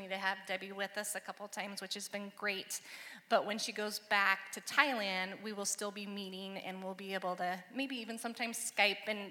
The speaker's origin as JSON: {"language": "English", "town": "Salem", "region": "Oregon", "country": "United States", "tie": "born or raised there", "also_born_or_lived": "Seattle, Washington", "said": "I grew up in Salem and then moved to Seattle for a while to do college"}